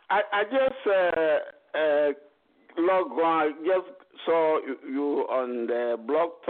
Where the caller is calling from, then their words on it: United Kingdom; I'm calling from United Kingdom.